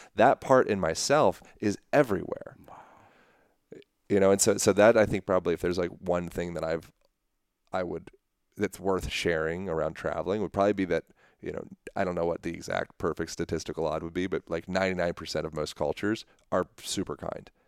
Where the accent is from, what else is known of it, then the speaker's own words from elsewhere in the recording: Lancaster, Pennsylvania, United States; moved away; I was born in Lancaster, Pennsylvania, Amish